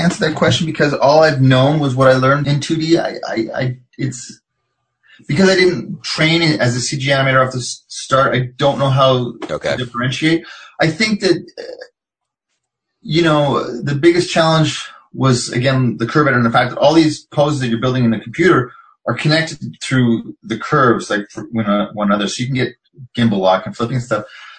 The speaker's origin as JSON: {"language": "English", "town": "Montreal", "region": "Quebec", "country": "Canada", "tie": "born there", "said": "He's from Montreal, and I was born in Montreal"}